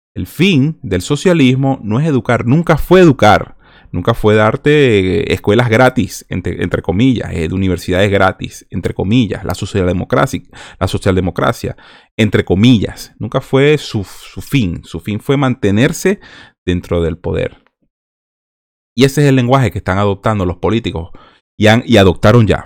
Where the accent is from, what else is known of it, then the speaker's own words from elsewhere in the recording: Venezuela; Nosotros los venezolanos